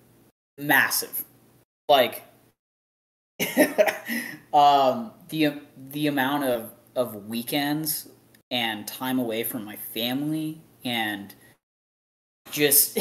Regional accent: Canada; now in Texas, United States; as a Canadian coming down here

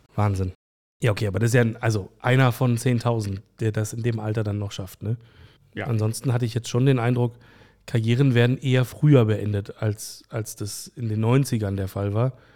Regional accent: Berlin, Germany; ich bin Autor aus Berlin, geboren am Stadtrand

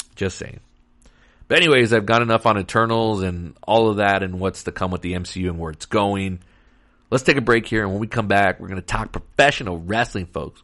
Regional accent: Texas, United States; Texas, my home state

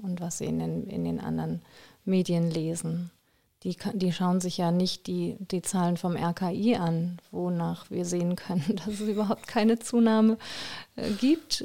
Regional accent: Germany; moved away; also born or lived in Belgium / Groningen, Netherlands; ich wirklich hier aus Deutschland kommen

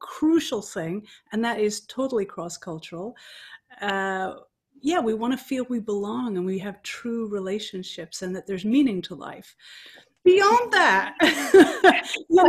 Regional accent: Dublin, Leinster, Ireland; I was born in Dublin, Ireland

